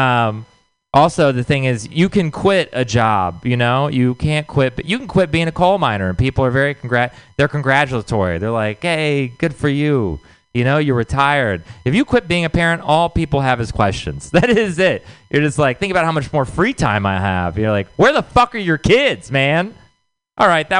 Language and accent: English; Texas, United States; moved away; I'm from Texas